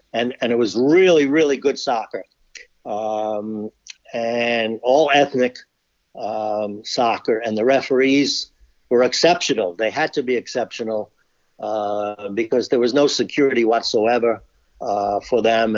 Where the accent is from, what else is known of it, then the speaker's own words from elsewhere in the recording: New York City, New York, United States; I grew up in New York City